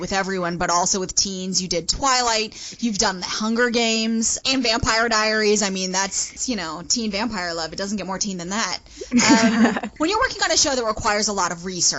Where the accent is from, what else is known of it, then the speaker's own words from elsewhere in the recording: Nashville, Tennessee, United States; I was born in Nashville, Tennessee